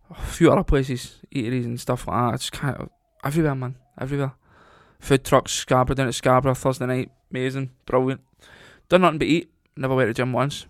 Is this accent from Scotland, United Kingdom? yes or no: yes; Scotland, United Kingdom; moved away; I'm Scottish, right? And I'm there, I'm as Scottish as anybody